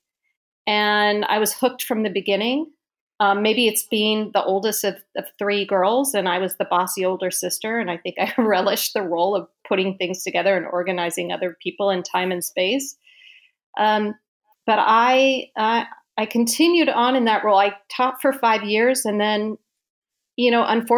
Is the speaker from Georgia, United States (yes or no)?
no; Seattle, Washington, United States; Went to a large Catholic school in Seattle called Blanchette